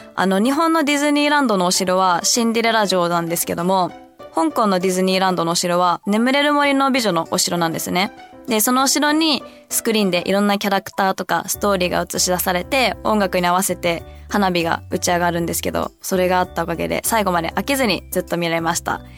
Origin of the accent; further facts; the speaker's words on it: United States; also born or lived in Hong Kong; アメリカで育った